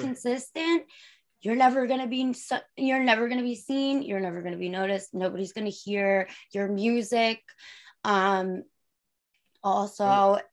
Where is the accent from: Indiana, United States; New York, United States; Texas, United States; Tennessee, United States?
New York, United States; Long Island; I'm from New York, Long Island